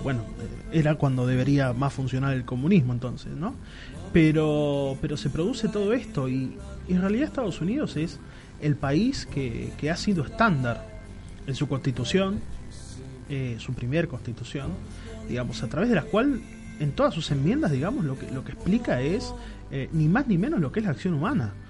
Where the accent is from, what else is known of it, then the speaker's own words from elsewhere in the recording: Argentina; como argentinos